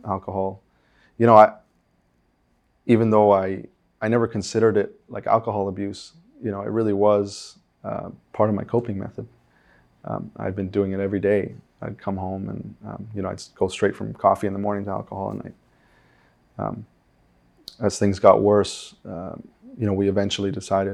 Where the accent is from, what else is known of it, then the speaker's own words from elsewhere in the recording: Uruguay; moved away; I'm from Uruguay.